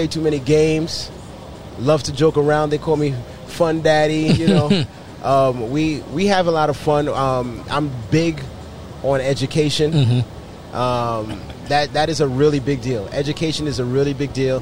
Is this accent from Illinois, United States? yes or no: no; New York, United States; now in Florida, United States; We're from New York